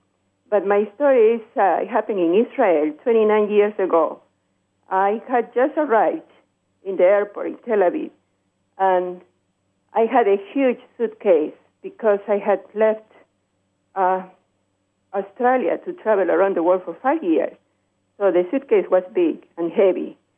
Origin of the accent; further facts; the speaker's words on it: Peru; English is a second language; now in Chicago, United States; My call is from Chicago. Originally, I'm from Peru.